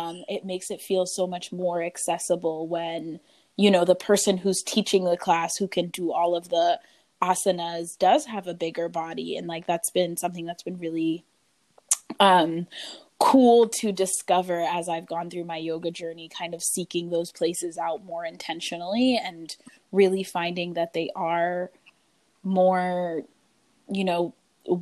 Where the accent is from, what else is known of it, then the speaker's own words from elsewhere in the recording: Gambia; now in United States; I am originally from the Gambia, West Africa, but have been around a lot of places in the U.S. since then.